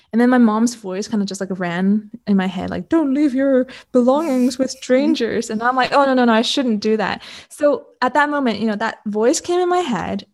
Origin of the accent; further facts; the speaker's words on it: Canada; also born or lived in Hong Kong; I'm Canadian, born in Hong Kong, but grew up in Canada